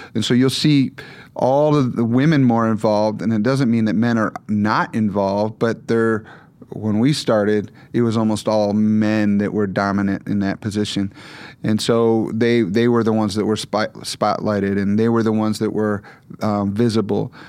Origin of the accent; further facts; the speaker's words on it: Michigan, United States; moved away; I mostly grew up in Michigan